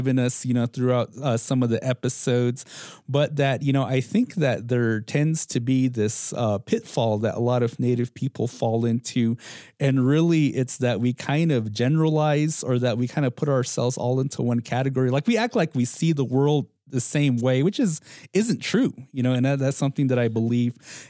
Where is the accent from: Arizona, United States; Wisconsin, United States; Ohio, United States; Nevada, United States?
Arizona, United States; Hopi; us Hopis, we live in this fishbowl